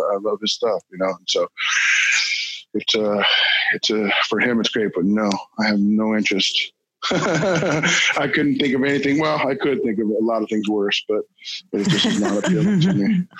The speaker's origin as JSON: {"language": "English", "town": "Hollywood", "region": "California", "country": "United States", "tie": "born or raised there", "said": "And growing up in Hollywood is tough, because everybody's an actor, right?"}